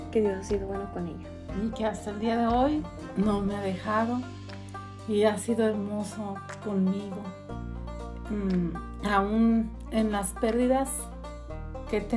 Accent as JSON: {"language": "Spanish", "region": "Mexico City", "country": "Mexico", "tie": "born or raised there", "moved": "yes", "lives_now": "Las Vegas, United States", "said": "soy originaria de la Ciudad de México y tengo 15 años"}